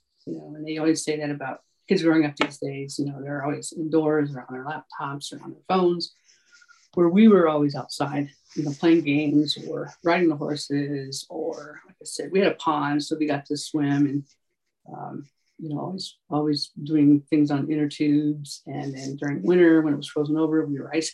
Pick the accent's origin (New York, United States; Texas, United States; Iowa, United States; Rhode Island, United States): New York, United States; Lowell; moved away as an adult; also born or lived in Syracuse, New York; now in Colorado Springs, United States; Central New York. It's a little town called Lowell, New York